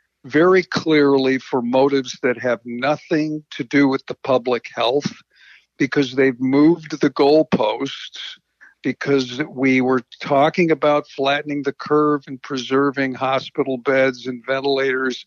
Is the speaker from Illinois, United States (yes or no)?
yes; Chicago, Illinois, United States; now in California, United States; I'm originally from Chicago